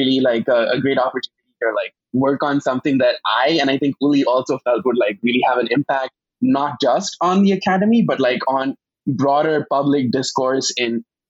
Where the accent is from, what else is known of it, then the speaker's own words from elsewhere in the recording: Mumbai, Maharashtra, India; moved away as an adult; also born or lived in Germany; now in New York, United States; So I am actually from India. I was born in Bombay, and I moved to New York to do a PhD here in comparative literature in 2016.